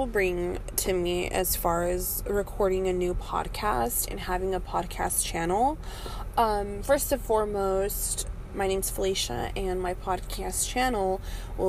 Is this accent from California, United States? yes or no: yes; California, United States; moved away as an adult; also born or lived in Michigan; now in Detroit area, Michigan, United States; I was previously living in California, which was born and raised in California.